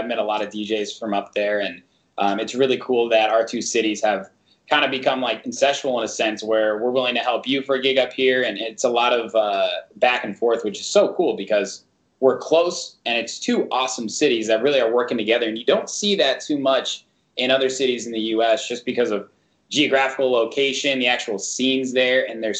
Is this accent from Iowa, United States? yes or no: no; Indianapolis, Indiana, United States; moved away; I grew up in Indianapolis and there ain't shit there.